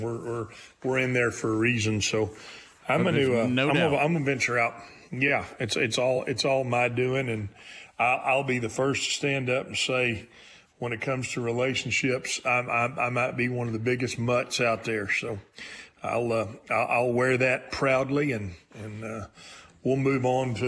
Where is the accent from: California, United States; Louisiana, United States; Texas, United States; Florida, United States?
Texas, United States; I'm from Texas, where you pronounce the S